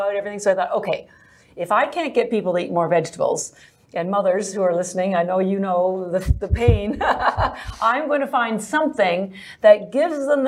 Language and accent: English; Canada; moved away as an adult; now in Boston, United States; I'm actually Canadian, but I've lived in Boston for 33 years.